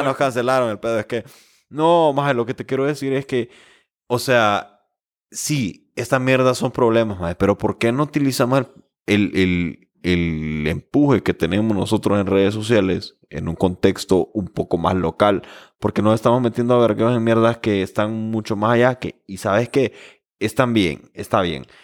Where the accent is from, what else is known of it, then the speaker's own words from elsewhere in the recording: Honduras; nosotros como hondureños